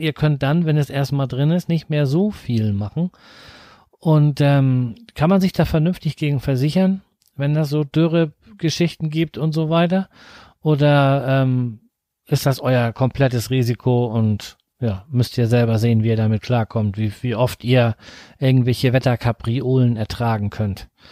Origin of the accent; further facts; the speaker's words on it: near Flensburg, Schleswig-Holstein, Germany; ich komme aus der Nähe von Flensburg